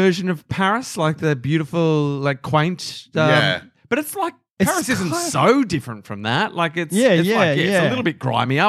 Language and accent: English; Australia; we're from Australia